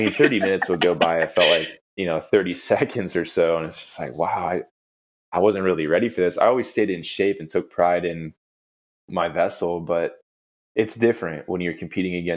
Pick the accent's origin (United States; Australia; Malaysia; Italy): United States; as an American